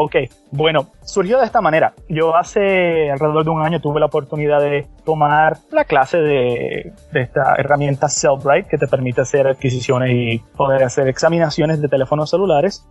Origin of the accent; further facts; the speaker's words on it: San Juan, Puerto Rico; now in West Palm Beach, United States; soy nacido y criado en San Juan, Puerto Rico.